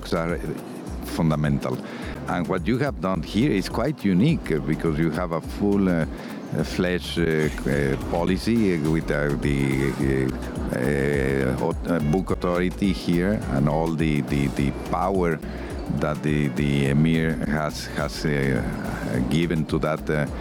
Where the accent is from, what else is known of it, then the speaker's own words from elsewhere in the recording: Guadalajara, Jalisco, Mexico; Guadalajara, which in addition happens to be my hometown.